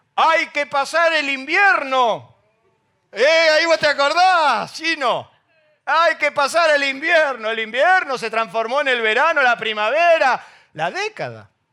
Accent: Argentina; nuestro país

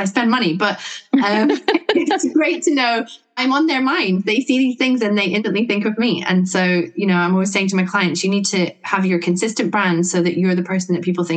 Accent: Scotland, United Kingdom; now in Sussex, United Kingdom; I'm based in Sussex, right down the bottom of the UK, but I grew up in Scotland

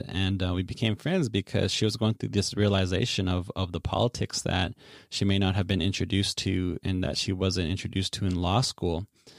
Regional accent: Saskatchewan, Canada; growing up in Treaty 6 territory, we heard very similar narratives around treaty, around nationhood, around the Canadian project to assimilate and colonize us and how it's been ongoing.

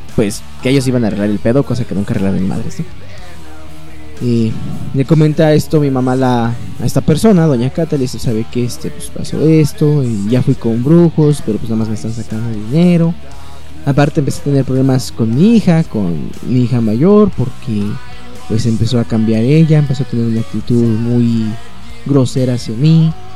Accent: Mexico; aquí en México

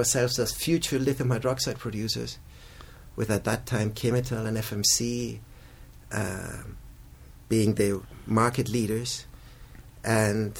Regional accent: Chile; I was born in Chile, raised as well here, went to school and university in Chile

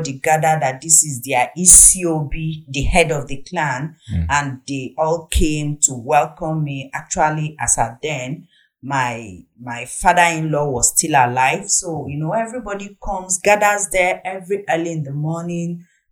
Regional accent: Nnewi, Anambra, Nigeria; also born or lived in Achina, Anambra State; I'm from Nnewi in Anambra State, where my husband is from Achina in the same Anambra State.

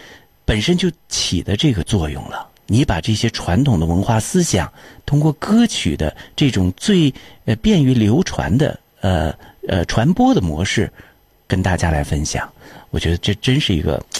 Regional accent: China; 我们中国人应该把这种精神的这种。最根本的那个魂，也就是中华的传统文化的那些东西

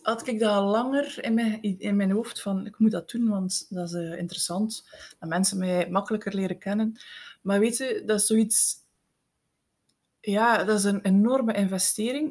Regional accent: Eeklo, Flanders, Belgium; ik ben van het Meetjesland. Ik ben geboren en getogen in Eeklo

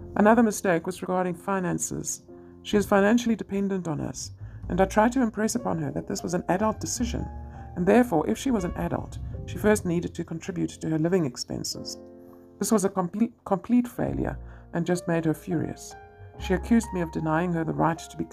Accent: South Africa; I'm a mother from South Africa

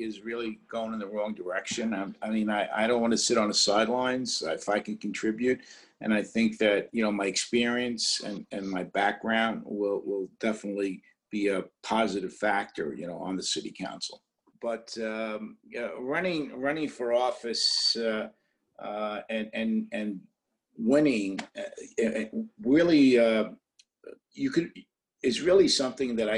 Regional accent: Italy; also born or lived in Brooklyn, New York; now in New York City, United States; I'm also an immigrant. You know, I was born in Italy

